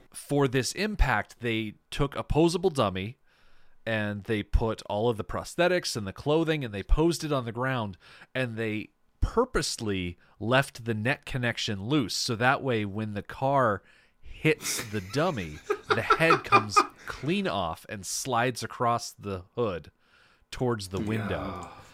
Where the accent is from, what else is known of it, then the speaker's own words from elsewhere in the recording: United States; as an American